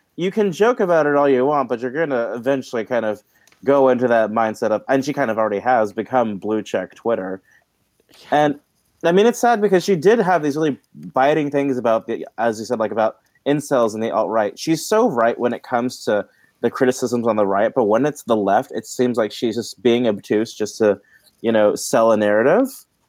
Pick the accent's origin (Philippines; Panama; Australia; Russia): Philippines; And I guess, I mean, I know there's things I recognize in it being Filipino. There's parts of Filipino culture recognized in it.